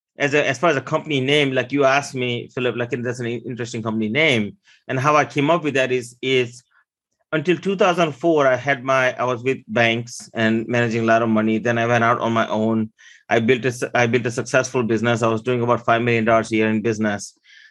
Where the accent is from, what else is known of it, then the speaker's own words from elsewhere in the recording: Maryland, United States; English is a second language; also born or lived in India; I originally came here from India in 1989 with $20 and no English. I grew up here in Maryland